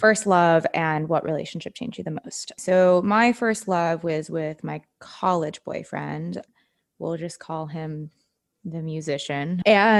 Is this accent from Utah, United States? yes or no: yes; Utah, United States; growing up in Utah